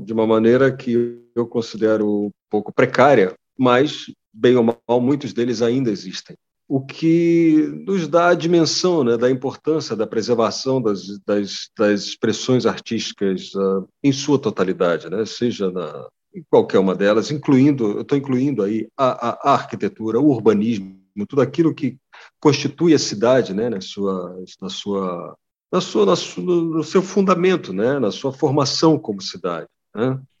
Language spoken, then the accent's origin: Portuguese; Niterói, Rio de Janeiro, Brazil; eu ter crescido em um, em um bairro como que eu cresci, que foi o Barreto, em Niterói